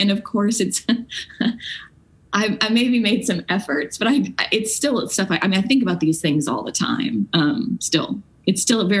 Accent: Franklin, Tennessee, United States; Well, I grew up in Franklin, Tennessee, and sort of feel on a cellular level the history of the region that I live in.

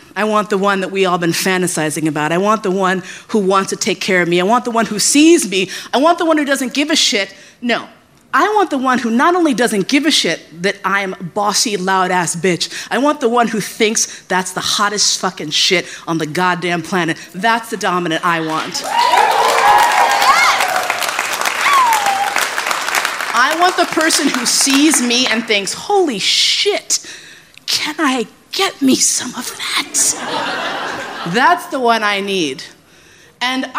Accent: New York, United States; also born or lived in San Francisco; I grew up in New York

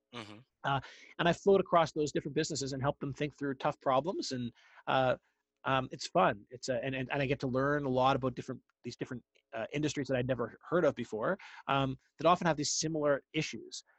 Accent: Ottawa, Ontario, Canada; moved away as an adult; now in United States; I grew up in Ottawa, Canada, the capital.

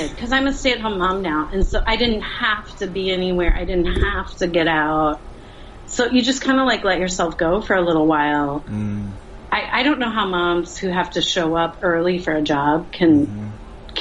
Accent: Phoenix, Arizona, United States; now in Texas, United States; I grew up in Phoenix

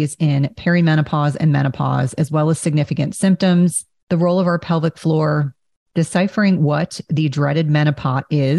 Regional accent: New Jersey, United States; I grew up in Jersey

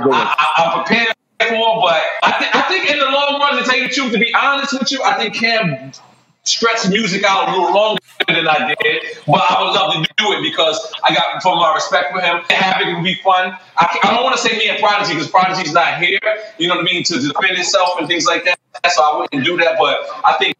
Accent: New York, United States; as a New Yorker

